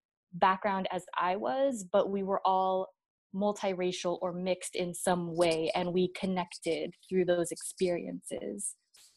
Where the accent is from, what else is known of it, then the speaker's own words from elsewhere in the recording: San Francisco Bay Area, California, United States; I was born in the Bay Area, San Francisco Bay Area